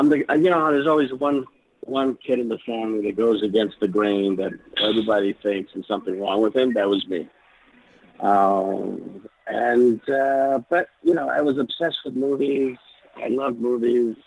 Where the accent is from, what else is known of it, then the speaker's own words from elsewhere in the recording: New York City, New York, United States; Born and raised in New York.